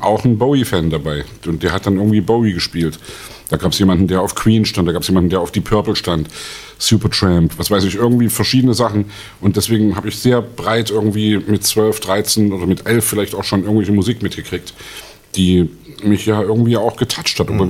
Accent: Leipzig, Saxony, Germany; in meiner Kindheit im Thomaner Chor

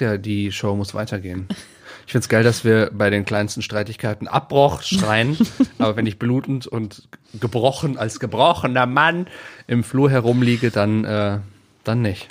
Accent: near Aachen, North Rhine-Westphalia, Germany; ich komme ja, ähm, ich bin ja in der Nähe von Aachen zur Schule gegangen

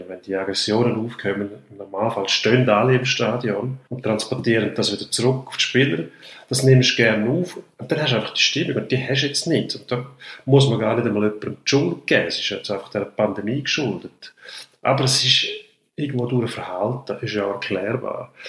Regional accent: Switzerland; bei uns in der Schweiz.

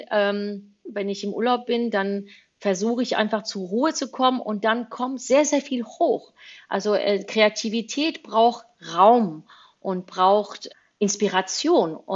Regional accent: Spain; born there; deswegen bin ich auch in Spanien geboren, weil mein Vater irgendwann mal nach Spanien gezogen ist.

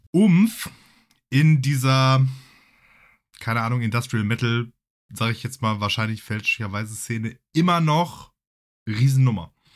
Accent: Essen, North Rhine-Westphalia, Germany; ich bin ja in, in Essen groß geworden

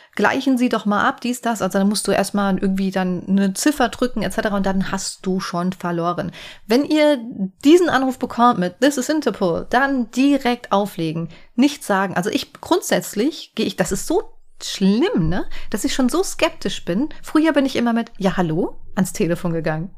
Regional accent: Hesse, Germany; ich komme jetzt aus Hessen

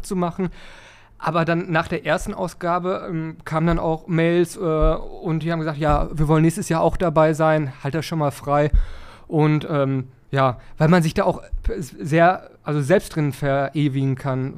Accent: Dorsten, North Rhine-Westphalia, Germany; moved away as an adult; now in Kirchhellen, Germany; Ursprünglich komme ich aus Dorsten, aber ich wohne da jetzt Seit ein paar Jahren

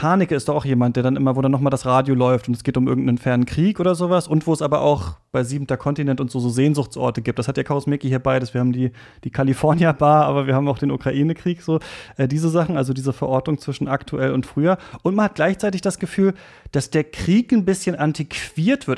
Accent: Lower Saxony, Germany; ich bin in Niedersachsen aufgewachsen

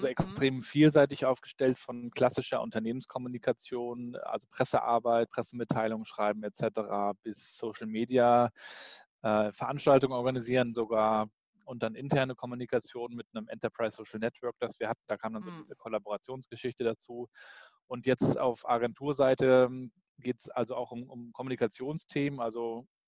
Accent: Rostock, Mecklenburg-Vorpommern, Germany; Ja, also ich bin Rostocker Jung, bin also im, in Rostock an der Ostsee aufgewachsen.

